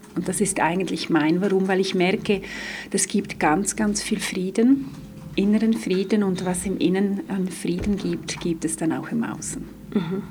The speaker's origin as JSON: {"language": "German", "region": "Graubünden", "country": "Switzerland", "moved": "yes", "lives_now": "Zurich, Switzerland", "said": "ich komme ursprünglich aus Graubünden, lebe aber schon länger in Zürich"}